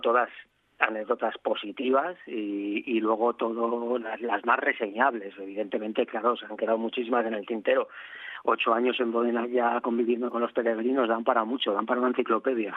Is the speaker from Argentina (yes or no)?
no; Madrid, Community of Madrid, Spain; moved away as an adult; now in Asturias, Spain; una persona de ciudad como yo, yo soy de Madrid, a, trasladarme a un, pueblo de 50 habitantes en Asturias